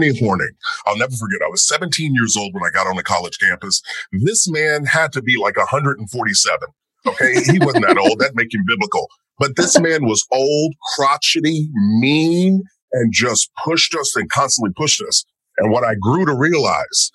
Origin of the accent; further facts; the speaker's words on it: rural Kentucky, United States; I'm born in rural Kentucky and grew up in a family